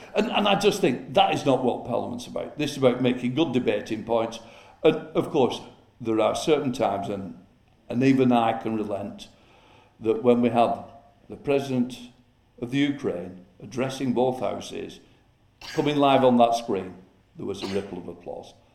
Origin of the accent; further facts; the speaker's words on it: Chorley, North West England, United Kingdom; I'm a Chorley lad, born and brought up in Chorley